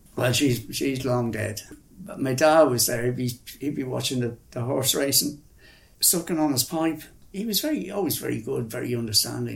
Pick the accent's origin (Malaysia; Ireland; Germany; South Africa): Ireland; moved away as an adult; also born or lived in India